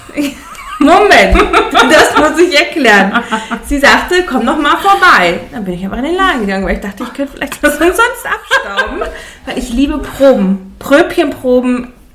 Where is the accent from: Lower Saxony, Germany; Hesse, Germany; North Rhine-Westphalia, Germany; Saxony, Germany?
North Rhine-Westphalia, Germany; Ruhr area; Ich komme aus dem Ruppert und das sagt man da hier einfach